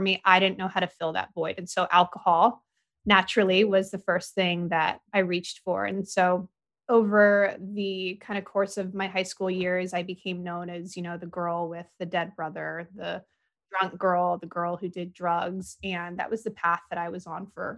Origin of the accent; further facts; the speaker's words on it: San Diego, California, United States; moved away; also born or lived in Indianapolis, Indiana; So I was born in 1988 in San Diego